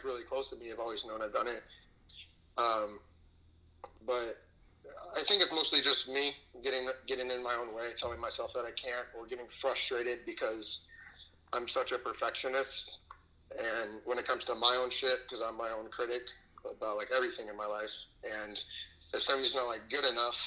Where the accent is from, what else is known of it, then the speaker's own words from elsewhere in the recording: Antioch, California, United States; moved away as an adult; now in Arizona, United States; I am from Antioch, California.